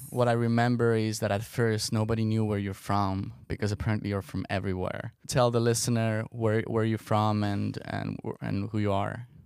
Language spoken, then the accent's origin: English; Estonia; moved away; I'm from Estonia